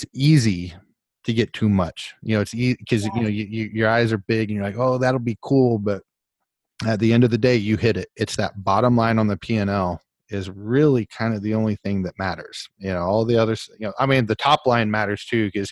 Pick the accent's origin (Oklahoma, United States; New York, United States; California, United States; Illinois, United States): Oklahoma, United States; now in Florida, United States; I'm from Oklahoma